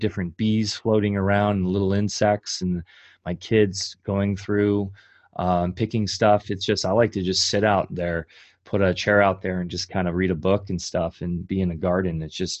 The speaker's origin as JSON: {"language": "English", "area": "Orange County", "region": "California", "country": "United States", "tie": "born or raised there", "said": "I grew up in Orange County, California, which is just basically a concrete jungle now."}